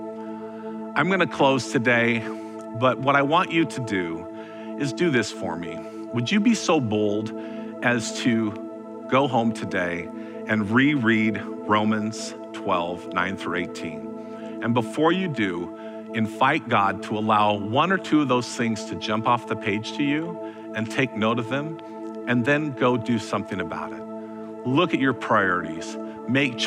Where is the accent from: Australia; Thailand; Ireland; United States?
United States; Vernonia, Oregon; also born or lived in Parkrose, Portland, Oregon; I was born and raised out in Vernonia, Oregon